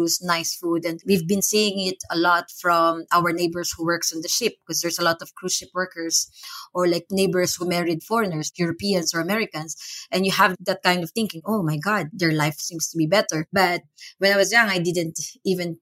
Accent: San Pablo, Calabarzon, Philippines; moved away as an adult; also born or lived in Kuwait / Iraq; now in Herceg Novi, Montenegro; I grew up in San Pablo City, Laguna, which is a 2 hours drive now because we have expressway.

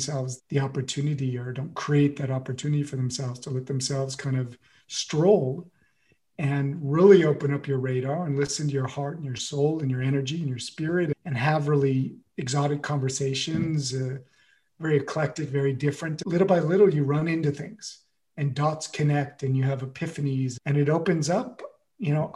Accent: United States; moved away as an adult; now in France; I'm the one American, I'm the American

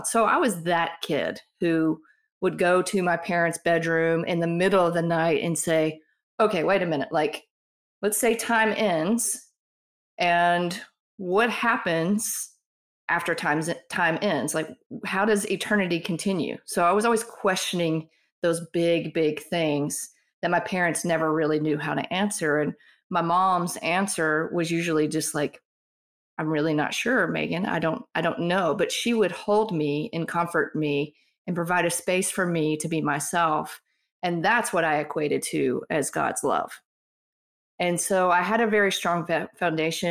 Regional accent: Mississippi, United States; moved away as an adult; also born or lived in Miami / Colorado; growing up in Mississippi, religion here is very conservative

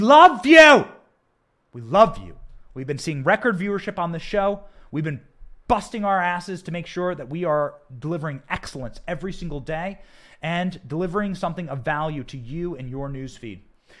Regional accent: Iowa, United States; I'm from Iowa. There's plenty of cows.

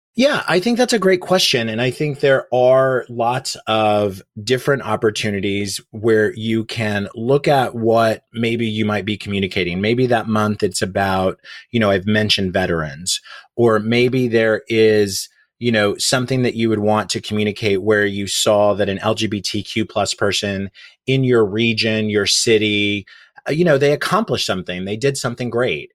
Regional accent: Oklahoma, United States; moved away as an adult; now in New York City, United States; I grew up in Oklahoma, which is very conservative

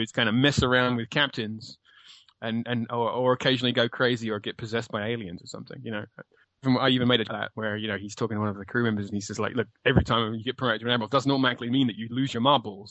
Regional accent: United Kingdom

